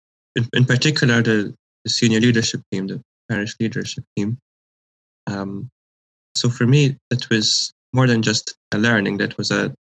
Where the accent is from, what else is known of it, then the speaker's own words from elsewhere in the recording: Malta; moved away as an adult; also born or lived in Scotland; now in Halifax, Canada; I'm originally from Malta